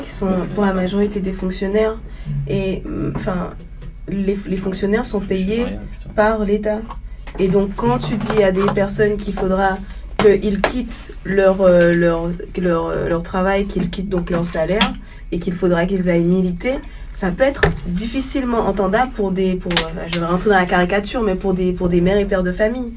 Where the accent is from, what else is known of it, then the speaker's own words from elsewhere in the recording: Le Gosier, Guadeloupe; now in Paris, France; je suis guadeloupéenne, je viens du Gosier